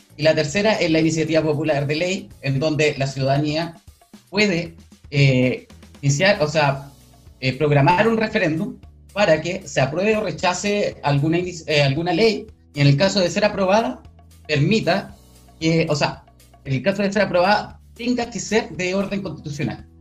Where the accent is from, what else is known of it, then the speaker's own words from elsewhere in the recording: Talcahuano, Biobío, Chile; soy del, eh, de Talcahuano, del Distrito 20.